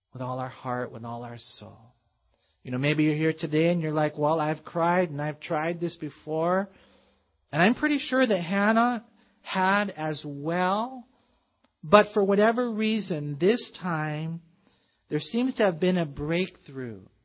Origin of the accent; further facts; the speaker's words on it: United States; we as American Christians